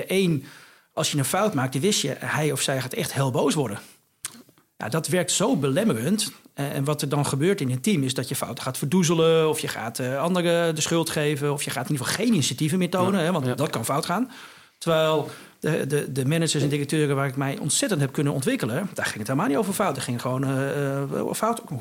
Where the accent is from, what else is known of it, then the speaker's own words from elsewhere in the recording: Lutjebroek, North Holland, Netherlands; ik kom uit Lutjebroek